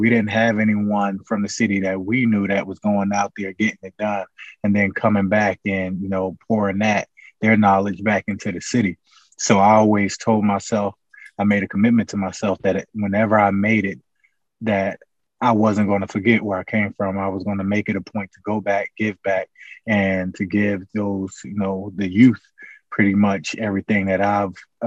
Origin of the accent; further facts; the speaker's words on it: Newark, New Jersey, United States; Born and raised in Newark, New Jersey